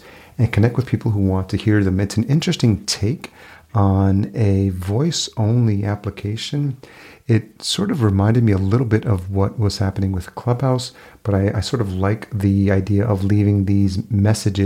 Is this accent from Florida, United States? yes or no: no; New York, United States; also born or lived in Los Angeles, California; now in Minneapolis, United States; I grew up in New York